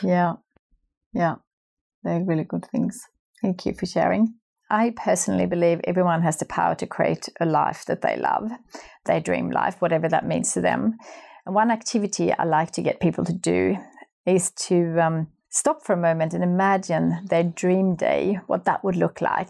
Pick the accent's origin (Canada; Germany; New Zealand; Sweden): Sweden; moved away; my hometown in Sweden.